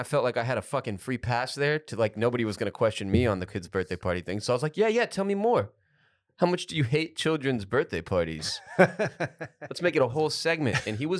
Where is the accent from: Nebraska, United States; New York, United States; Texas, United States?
Texas, United States; Houston; every time I've seen those cars growing up in Houston